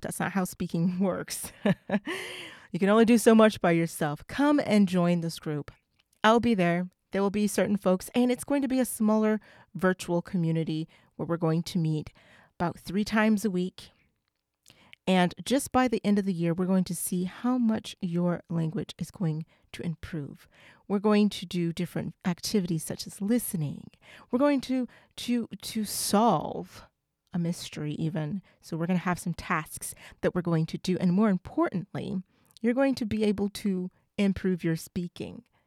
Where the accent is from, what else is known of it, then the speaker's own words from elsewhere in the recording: United States; I'm not African. Nobody in my family is from Africa. I'm from the United States